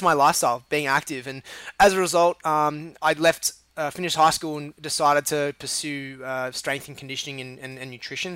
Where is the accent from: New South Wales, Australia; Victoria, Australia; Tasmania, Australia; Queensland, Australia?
New South Wales, Australia; Sydney; moved away; I was in, born in Sydney, uh, and then grew up in a place called the Northern Beaches